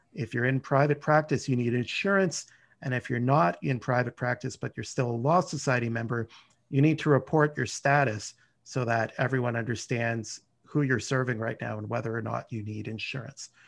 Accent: Ottawa, Ontario, Canada; also born or lived in Montreal; I was born and raised in Ottawa

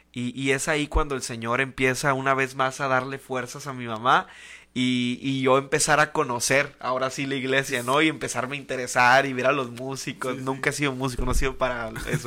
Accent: Tijuana, Baja California, Mexico; also born or lived in Ixtapa-Zihuatanejo, Guerrero; a los dos años mis papás vinieron a la ciudad de Tijuana. Y pues desde este entonces, ese entonces hasta ahora, eh, pues prácticamente digamos que soy tijuanense, ¿no? Sí. Soy tijuanense, gracias a Dios, y aquí pues he crecido

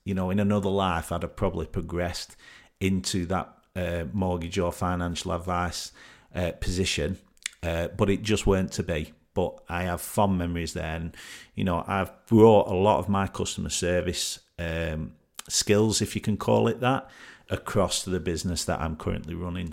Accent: Burnley, North West England, United Kingdom; came back home to my hometown of Burnley to live with my mum

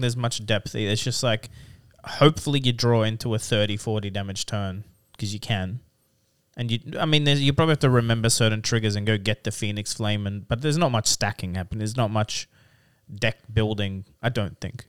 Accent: Rockhampton, Queensland, Australia; moved away; I grew up there. I lived there for a bit

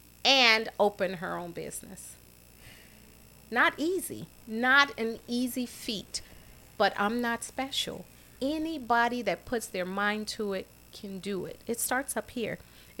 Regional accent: Chicago, Illinois, United States; we had relatives growing up on the South Side, and we lived on 40th and Drexel, right next to Grant Memorial AME Church, where my father was the custodian

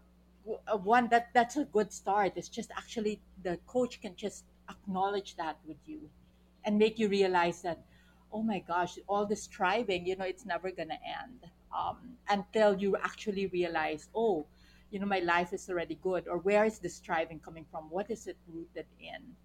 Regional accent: Philippines; we're also Filipino

